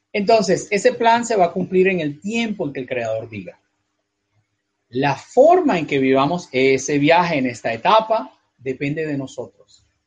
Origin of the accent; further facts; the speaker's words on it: Venezuela; moved away as an adult; also born or lived in North America; donde nací originalmente, donde nací, en Venezuela, es un país que abandoné hace ya casi 20 años